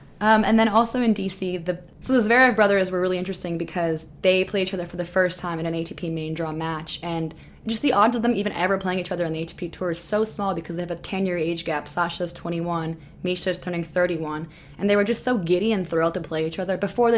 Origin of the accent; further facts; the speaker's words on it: Canada; also born or lived in Florida, United States; she was also born in Serbia like me and then grew up in a different country. She grew up in Germany and I grew up in Canada and Florida.